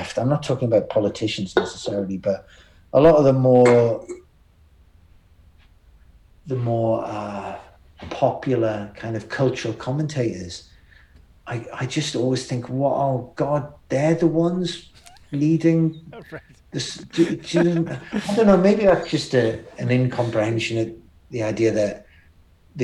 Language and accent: English; Newcastle upon Tyne, North East England, United Kingdom; I was from Newcastle